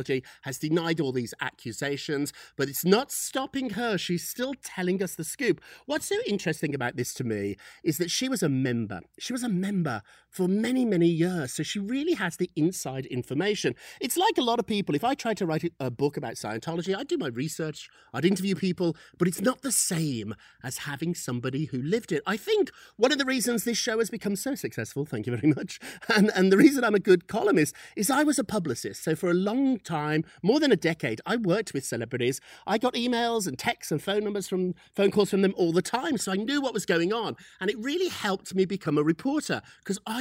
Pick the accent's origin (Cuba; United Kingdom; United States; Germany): United Kingdom; I'm British